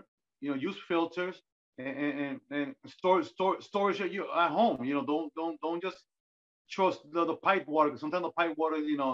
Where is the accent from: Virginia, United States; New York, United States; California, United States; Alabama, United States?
New York, United States; I'm born and raised in New York